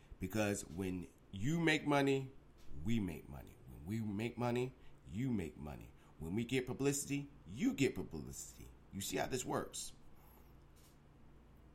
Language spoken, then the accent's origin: English; Virginia, United States; my home state of Virginia